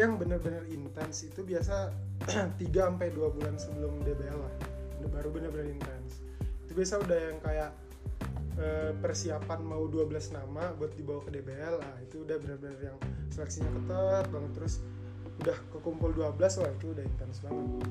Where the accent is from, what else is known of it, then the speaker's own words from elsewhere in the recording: Samarinda, East Kalimantan, Indonesia; di asal kota asalku di Samarinda